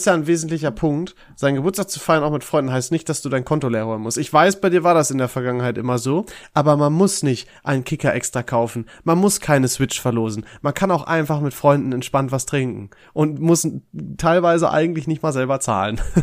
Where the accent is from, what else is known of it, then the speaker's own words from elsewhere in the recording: Dorsten, North Rhine-Westphalia, Germany; ich war ja in, äh, in Dorsten, in meiner Heimat